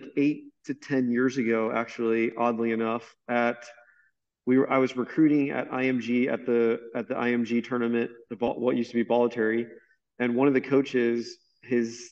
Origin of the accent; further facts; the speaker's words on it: Tampa, Florida, United States; also born or lived in Orlando; I grew up in Tampa